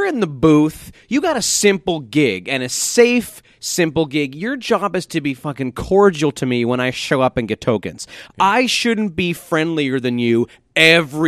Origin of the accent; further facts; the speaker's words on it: North Bay, Ontario, Canada; now in Toronto, Canada; I come from North Bay